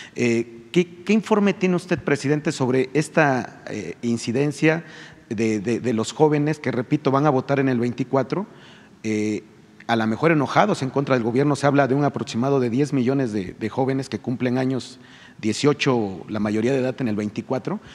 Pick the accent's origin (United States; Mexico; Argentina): Mexico; Río Blanco, Veracruz; yo también soy de un pueblo, soy de Rublanco, Veracruz.